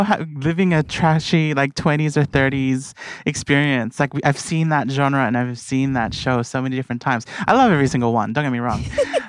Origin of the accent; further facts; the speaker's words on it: Blacktown, New South Wales, Australia; as someone who is Filipino and from Blacktown.